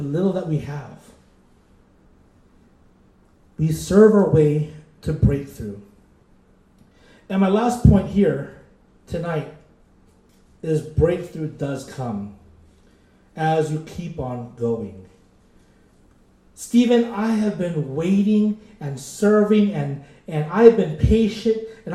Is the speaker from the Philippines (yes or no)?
yes; Philippines; I'm Filipino